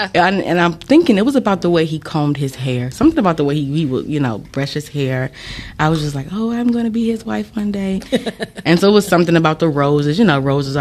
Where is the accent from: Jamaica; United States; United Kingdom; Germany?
United States; Ecorse, Michigan; I'm not actually from Detroit. I'm from a little city one block over named Ecorse